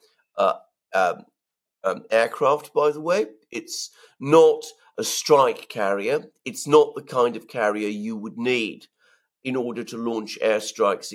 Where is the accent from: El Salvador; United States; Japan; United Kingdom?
United Kingdom; as a Briton